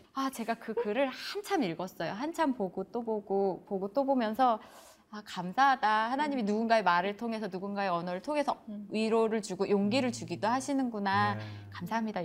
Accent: Seoul, South Korea; moved away as an adult; also born or lived in Gangwon Province; now in Chuncheon, South Korea; 저도 원래 자라기는 계속 서울에서 자랐기 때문에

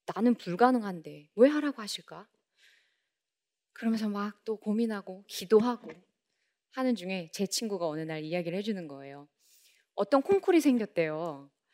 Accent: Daejeon, South Korea; 제가 살고 있는 대전에

